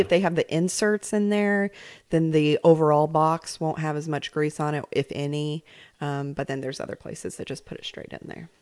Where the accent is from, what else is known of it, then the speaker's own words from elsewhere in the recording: New York, United States; moved away; also born or lived in Central Arkansas; I grew up in New York